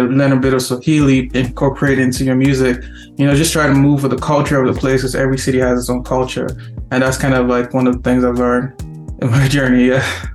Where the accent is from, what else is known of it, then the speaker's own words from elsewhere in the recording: Nigeria; also born or lived in Lagos, Nigeria; now in Toronto, Canada; being that we're from Nigeria